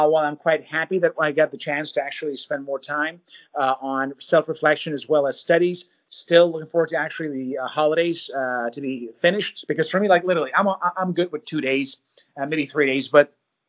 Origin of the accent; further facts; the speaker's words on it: United States; I'm from the United States